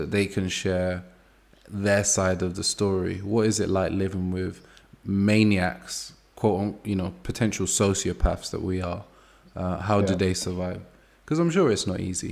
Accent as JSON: {"language": "English", "region": "London", "country": "United Kingdom", "tie": "born or raised there", "said": "I grew up in Angel Town, Brixton, and six people on my street were murdered."}